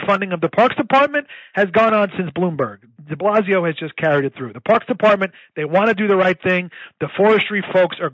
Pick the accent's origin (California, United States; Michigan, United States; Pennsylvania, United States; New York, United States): New York, United States; New York City; I'm a New Yorker, born and raised here.